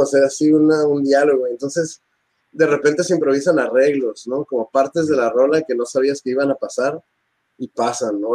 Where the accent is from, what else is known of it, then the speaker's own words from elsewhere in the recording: Tijuana, Baja California, Mexico; somos guitarristas rockeros de Tijuana